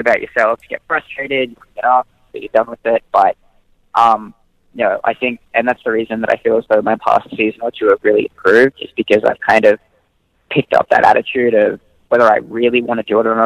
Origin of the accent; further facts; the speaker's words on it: Australia; growing up in Australia, we're just a very sports-heavy country in general